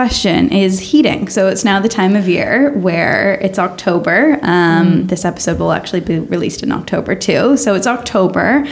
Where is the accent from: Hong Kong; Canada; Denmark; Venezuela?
Canada; moved away; I'm from Canada